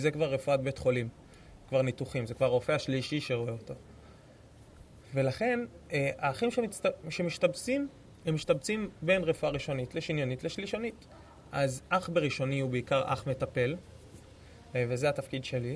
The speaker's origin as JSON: {"language": "Hebrew", "town": "Tel Aviv", "region": "Tel Aviv District", "country": "Israel", "tie": "born or raised there", "said": "אני מתל אביב, גדלתי בתל אביב, חייתי בתל אביב."}